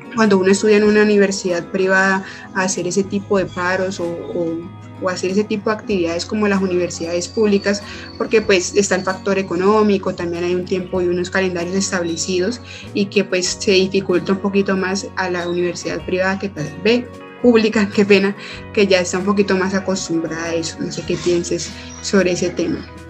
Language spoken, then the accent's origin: Spanish; Cali, Valle del Cauca, Colombia; soy caleña, mujer y tras de eso pues vivo como en un sector aledaño